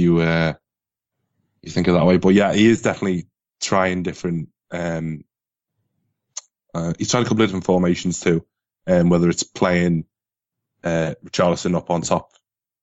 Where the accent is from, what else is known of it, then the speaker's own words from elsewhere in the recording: Merseyside, North West England, United Kingdom; I'm from Merseyside